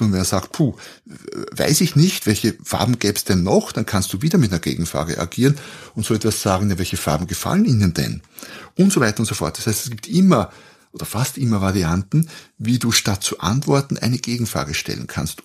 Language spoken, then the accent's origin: German; Austria; Ich bin Österreicher, da beginnt schon mal. Wir sprechen anders jetzt im Vergleich zu den deutschen oder Schweizer Hörern